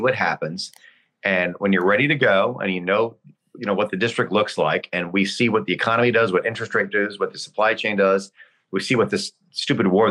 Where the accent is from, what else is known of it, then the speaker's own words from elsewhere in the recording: Phoenix, Arizona, United States; moved away as an adult; now in Martha's Vineyard, United States; I grew up in Arizona. I was born and raised. I'm from Phoenix. I moved to Martha's Vineyard 21 years ago